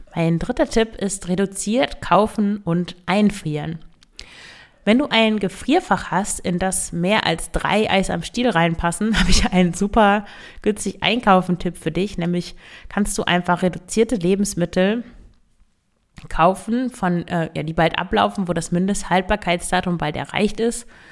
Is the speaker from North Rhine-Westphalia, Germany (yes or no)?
no; Emsland, Lower Saxony, Germany; Ich komme ja aus dem Emsland